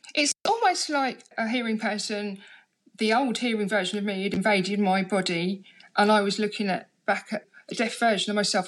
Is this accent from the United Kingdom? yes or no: yes; London, United Kingdom; I grew up in London. I come from Harlesden